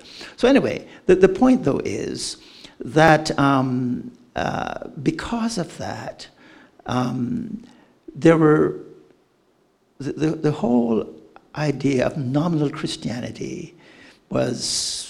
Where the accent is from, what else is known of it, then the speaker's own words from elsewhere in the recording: Canada; I don't do this. I'm too Canadian.